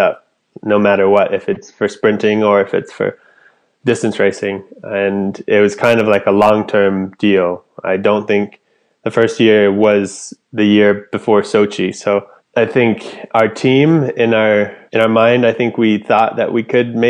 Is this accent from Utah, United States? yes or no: no; Anchorage, Alaska, United States; also born or lived in Fairbanks, Alaska; Where I'm from Alaska, born and raised in Anchorage